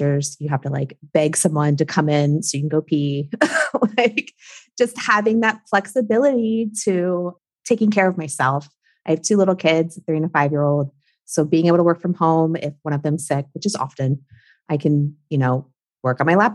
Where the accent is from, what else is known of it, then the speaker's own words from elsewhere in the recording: Maryland, United States; now in South Florida, United States; I'm from Maryland. I grew up in Maryland. My whole family's there.